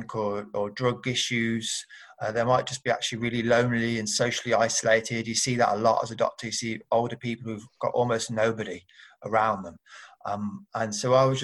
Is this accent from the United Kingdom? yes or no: yes; Birmingham, West Midlands, United Kingdom; I grew up in Birmingham